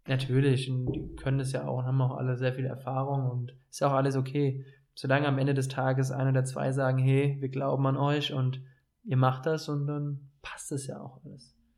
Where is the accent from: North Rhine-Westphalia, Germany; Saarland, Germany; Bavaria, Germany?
Bavaria, Germany; Dreiländereck; accent: sounds like someone from Offenbach; moved away as an adult; also born or lived in Hesse; Und ich komme ja aus einer sehr speziellen Region, dem Dreiländereck. Also ich hatte es eine halbe, dreiviertel Stunde nach Baden-Württemberg und eine halbe, dreiviertel Stunde nach Hessen von meinem Heimatort aus